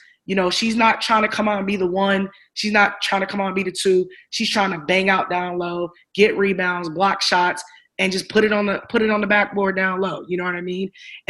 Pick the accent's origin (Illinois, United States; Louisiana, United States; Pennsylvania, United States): Illinois, United States; Chicago; I'm from Chicago, right?